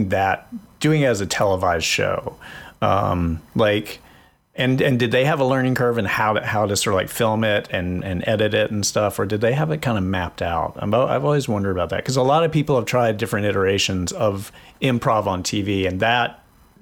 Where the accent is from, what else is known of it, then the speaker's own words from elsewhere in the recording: North Carolina, United States; moved away; because I'm from North Carolina, and at one point I went back home